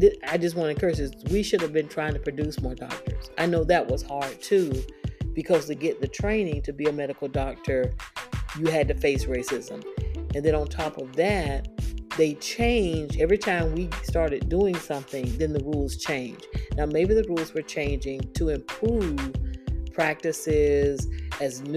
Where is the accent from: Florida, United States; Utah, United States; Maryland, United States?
Florida, United States; Daytona Beach; Daytona Beach, where I grew up